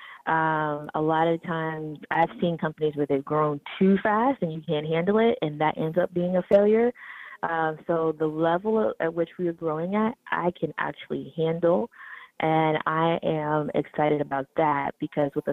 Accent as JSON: {"language": "English", "area": "a small town outside of Youngstown", "region": "Ohio", "country": "United States", "tie": "born or raised there", "said": "I am from Ohio, grew up in a small town outside of Youngstown, Ohio, not far from Cleveland"}